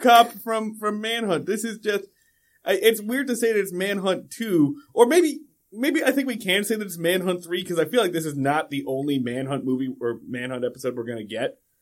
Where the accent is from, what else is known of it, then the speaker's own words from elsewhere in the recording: West Coast, United States; I grew up on the West Coast